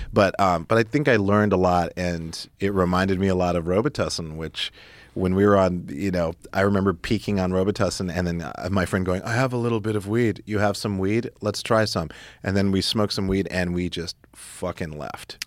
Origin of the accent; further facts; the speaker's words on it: Great Falls, Montana, United States; also born or lived in Stuttgart, Germany / Italy / Spain; when we were teenagers growing up in Montana